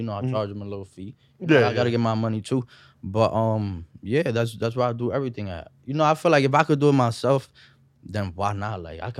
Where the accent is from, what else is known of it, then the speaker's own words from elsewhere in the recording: Yonkers, New York, United States; first language Spanish; English is a second language; also born or lived in Washington Heights, New York City; I was born there, and then when I was like 4 or 5, we moved to Yonkers. So I was just like raised there.